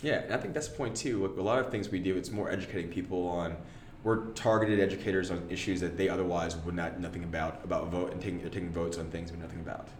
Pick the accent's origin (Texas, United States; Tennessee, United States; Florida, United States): Texas, United States; Austin; I'm from Austin. My parents are here